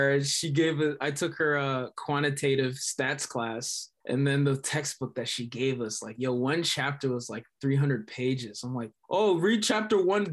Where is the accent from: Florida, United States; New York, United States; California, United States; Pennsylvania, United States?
New York, United States; moved away as an adult; also born or lived in Michigan; now in Los Angeles, United States; I'm from New York